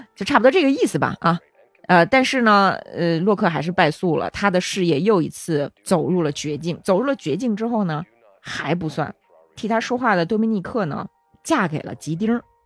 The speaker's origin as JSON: {"language": "Chinese", "country": "China", "moved": "yes", "said": "咱中国小孩儿"}